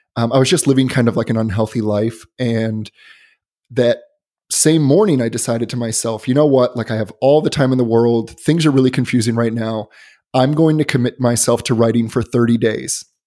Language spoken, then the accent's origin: English; Chicago, Illinois, United States; moved away; also born or lived in Boston; I'm originally from Chicago, but I lived in Boston for about four years